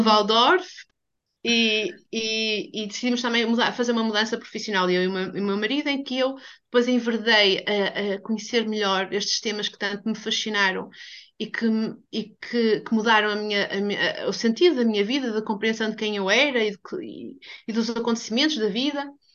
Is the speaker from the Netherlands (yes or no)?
no; Portugal; eu sou portuguesa